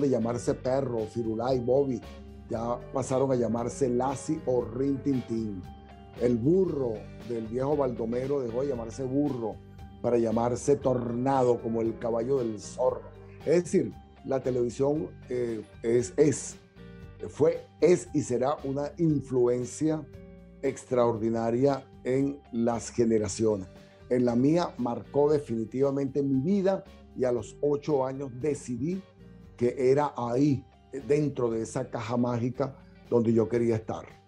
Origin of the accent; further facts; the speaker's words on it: Barquisimeto, Lara, Venezuela; also born or lived in Caracas, Venezuela; now in United States; soy guaro, pero de pura cepa. Nací en un barrio que hoy llaman La Sucre. Antes era la calle 33, eh, cerca del Estadio Olímpico, donde está el Domo Bolivariano, donde está el Farid Richard. Ahí, justamente en esa zona, eh, nací. Ahí me formé los primeros años de mi infancia